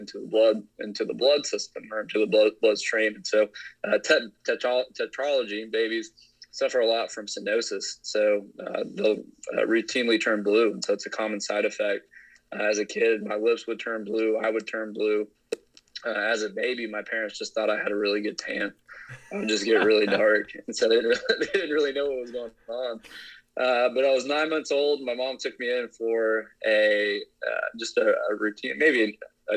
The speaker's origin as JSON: {"language": "English", "region": "Indiana", "country": "United States", "tie": "born or raised there", "also_born_or_lived": "South Carolina", "moved": "yes", "lives_now": "Tulsa, United States", "said": "I did a lot of growing up in Indiana, so the Midwest isn't something that I'm unused"}